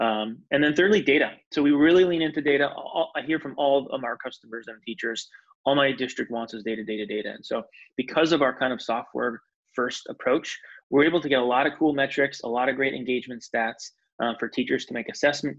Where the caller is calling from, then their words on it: Salem, Massachusetts, United States; I am in Salem, Massachusetts, just north of Boston.